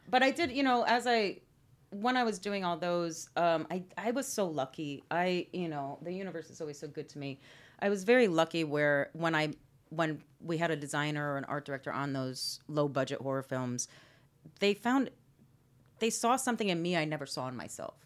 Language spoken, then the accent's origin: English; Orange, Connecticut, United States; moved away; Orange, Connecticut.